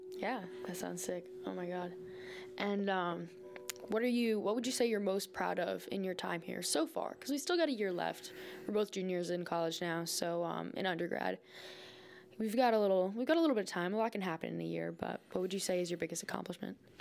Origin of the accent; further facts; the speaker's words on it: North Smithfield, Rhode Island, United States; I was actually born and raised in Rhode Island